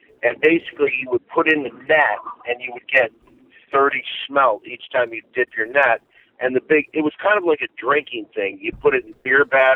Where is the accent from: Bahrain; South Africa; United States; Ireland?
United States; Saginaw Township, Michigan; my hometown of Saginaw Township, Michigan